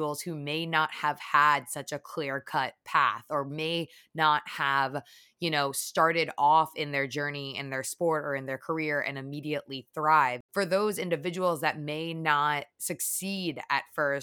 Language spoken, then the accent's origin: English; Connecticut, United States; now in New York, United States; I grew up in Connecticut originally